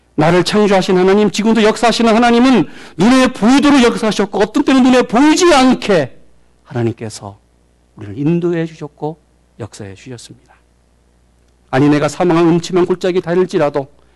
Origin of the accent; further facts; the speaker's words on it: South Korea; now in United States